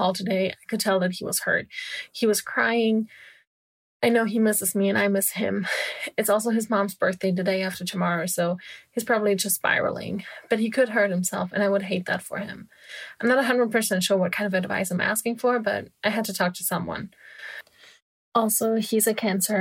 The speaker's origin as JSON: {"language": "English", "country": "Germany", "also_born_or_lived": "California", "moved": "as an adult", "said": "my home country, Germany"}